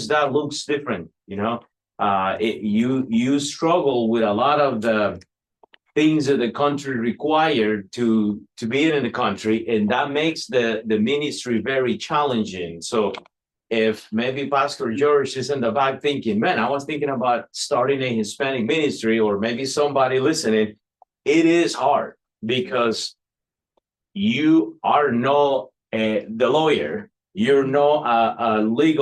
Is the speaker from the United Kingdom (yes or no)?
no; Costa Rica; now in United States; I'm from Costa Rica.